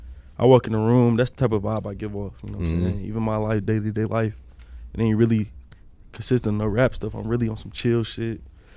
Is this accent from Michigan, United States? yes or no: yes; Detroit, Michigan, United States; So I'm coming from Detroit